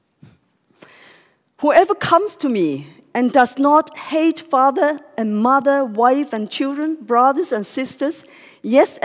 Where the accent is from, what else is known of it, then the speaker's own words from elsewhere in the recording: Hong Kong; English is a second language; I am born and grew up, in Hong Kong